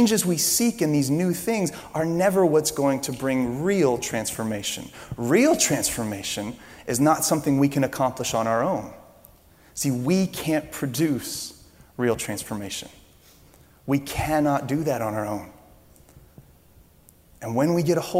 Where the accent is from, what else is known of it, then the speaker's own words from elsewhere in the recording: Louisiana, United States; I'm from Louisiana